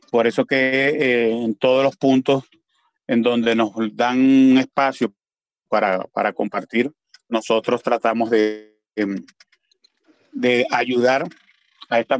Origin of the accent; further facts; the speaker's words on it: Venezuela; accent: Venezuelan; now in Cali, Colombia; aquí estuve un tiempo que ni siquiera quería dar los buenos días para que eh, no me distinguieran con mi dialecto como eh, población venezolana.